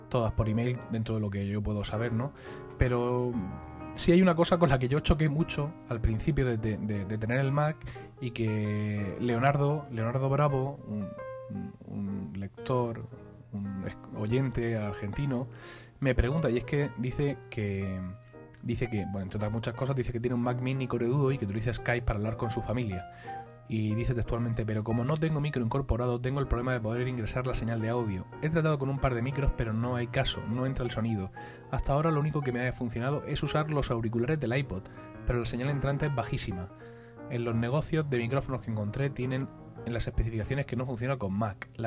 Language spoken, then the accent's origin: Spanish; Spain; como soy español de pura cepa, voy a empezar criticando, que para eso es nuestro deporte nacional por excelencia.